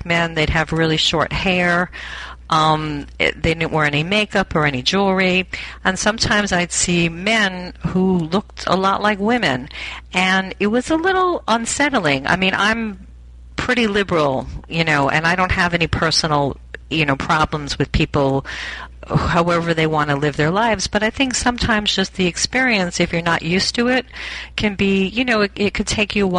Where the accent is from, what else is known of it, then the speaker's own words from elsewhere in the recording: Long Island, New York, United States; I grew up in Long Island, which is like suburban